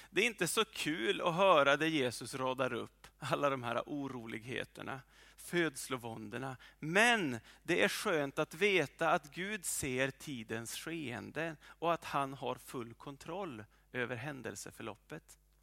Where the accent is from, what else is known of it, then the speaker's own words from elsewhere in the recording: well north of Umeå, Norrland, Sweden; moved away; där jag kommer ifrån, eller en bra bit ovanför Umeå